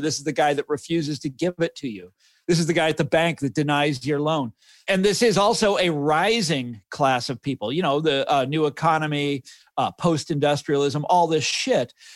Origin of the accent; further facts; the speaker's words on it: Kansas City, United States; growing up in Kansas City